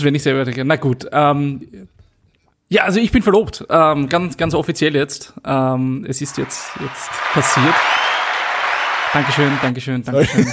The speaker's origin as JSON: {"language": "German", "country": "Austria", "tie": "born or raised there", "said": "den Ort sieht, wo ich aufgewachsen bin"}